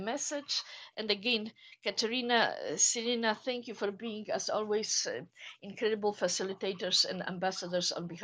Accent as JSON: {"language": "English", "country": "Poland", "second_language": "English", "moved": "yes", "said": "I am originally from Poland, as you can hear"}